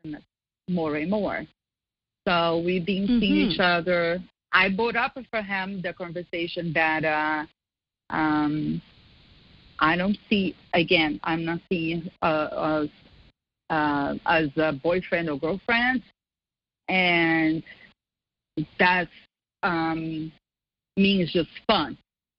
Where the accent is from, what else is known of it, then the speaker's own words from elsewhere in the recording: Brazil; also born or lived in Scottsdale; now in United States; I was back to my country to see my family